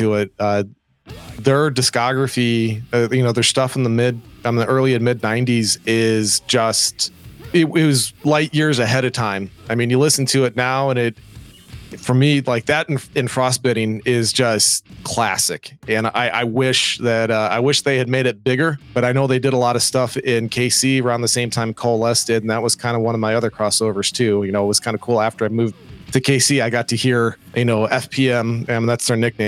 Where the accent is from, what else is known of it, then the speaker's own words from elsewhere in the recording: Kansas, United States; my home state